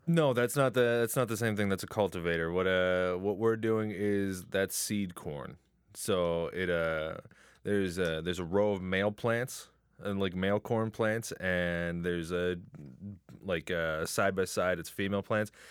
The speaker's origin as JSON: {"language": "English", "town": "Chatham", "region": "Ontario", "country": "Canada", "also_born_or_lived": "Windsor", "said": "I'm originally from Chatham"}